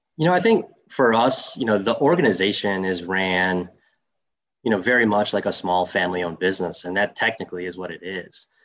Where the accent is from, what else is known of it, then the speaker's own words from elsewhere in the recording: Saginaw, Michigan, United States; growing up as a, a Greek kid from Saginaw, Michigan, I had a lot of uncles.